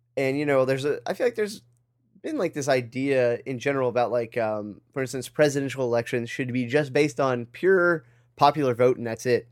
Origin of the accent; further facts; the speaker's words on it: United States; being an American